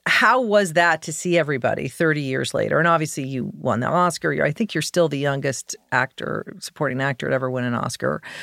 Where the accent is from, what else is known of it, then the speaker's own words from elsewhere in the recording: Colorado, United States; I grew up in Colorado